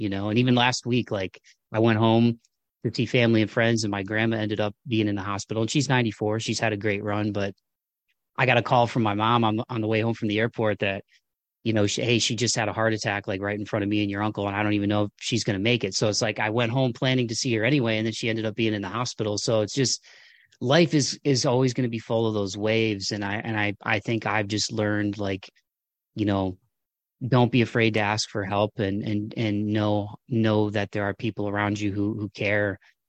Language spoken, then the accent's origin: English; Midwest, United States; the kind of rub the dirt on it, suck it up kind of stuff that probably I grew up with in the Midwest.